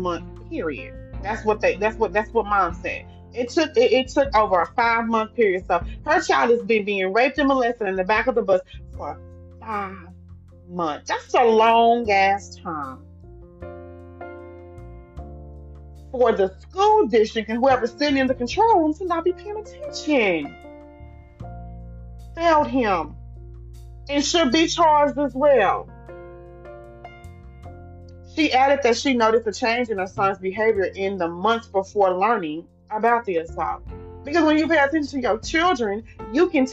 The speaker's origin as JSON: {"language": "English", "region": "Louisiana", "country": "United States", "moved": "yes", "lives_now": "Texas, United States", "said": "I'm from Louisiana"}